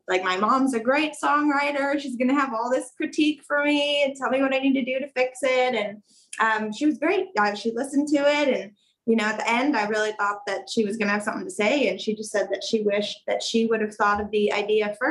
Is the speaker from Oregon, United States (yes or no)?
yes; Canby, Oregon, United States; I'm from Canby, Oregon. And I grew up on a century farm there